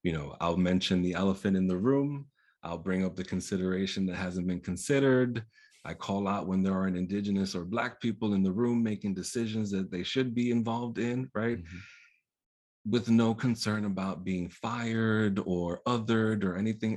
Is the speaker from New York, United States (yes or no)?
yes; New York, United States; born or raised there; first language Spanish; English is a second language